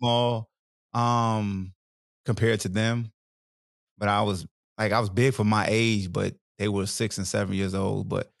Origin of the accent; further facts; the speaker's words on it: Newport News, Virginia, United States; also born or lived in Hampton, Virginia; So I'm originally from New Pernuz, Virginia.